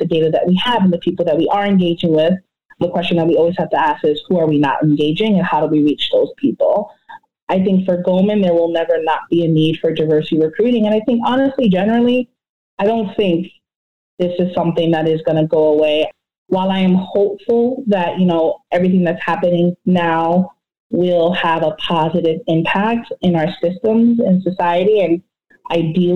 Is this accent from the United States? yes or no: yes; New York, United States; now in New Jersey, United States; I'm from New York. I live in New Jersey